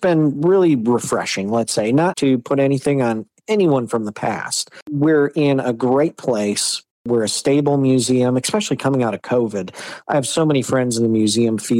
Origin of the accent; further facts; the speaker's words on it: Michigan, United States; I grew up here in Michigan, grew up on a big farm.